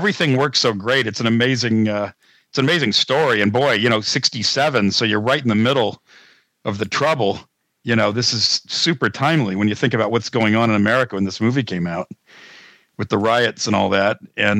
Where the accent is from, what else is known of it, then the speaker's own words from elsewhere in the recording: Pennsylvania, United States; maybe somebody from that town wouldn't, but I'm from Pennsylvania. I am not going to hesitate.